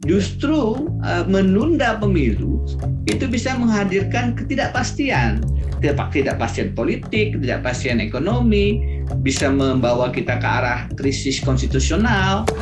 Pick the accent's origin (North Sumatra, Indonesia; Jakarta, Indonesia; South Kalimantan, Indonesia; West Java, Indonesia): South Kalimantan, Indonesia; Banjarbaru; also born or lived in Pulau Laut; sampai lulus SMA saya di Banjarbaru Kalimantan Selatan. Jadi memang eh, masa kecil saya di Pulau Laut saat itu yang yang menjadi primadona kayu.